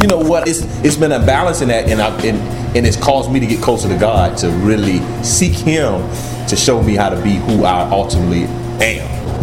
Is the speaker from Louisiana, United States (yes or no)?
no; Camden, South Carolina, United States; born and raised in Camden, South Carolina